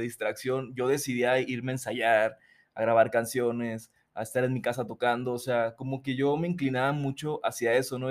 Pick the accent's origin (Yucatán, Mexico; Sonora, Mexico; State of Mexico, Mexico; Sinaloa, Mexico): Sinaloa, Mexico; Mazatlán; moved away as an adult; also born or lived in Mexico City; yo nací en Mazatlán, soy de Mazatlán, Sinaloa, eh, vivía ahí hasta mis 21 años